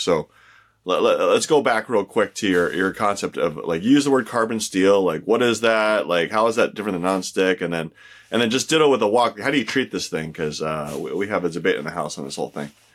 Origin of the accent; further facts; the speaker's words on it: California, United States; I grew up in California